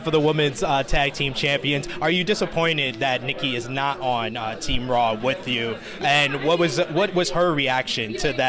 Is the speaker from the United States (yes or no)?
yes; New York, United States; I'm from New York.